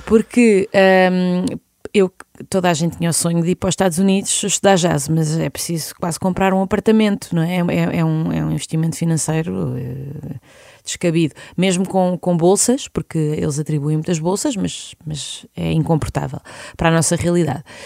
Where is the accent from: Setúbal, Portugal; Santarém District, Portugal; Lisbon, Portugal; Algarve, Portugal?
Lisbon, Portugal; also born or lived in Vidigueira / Serpa; Eu nasci em Lisboa, mas a minha família é alentejana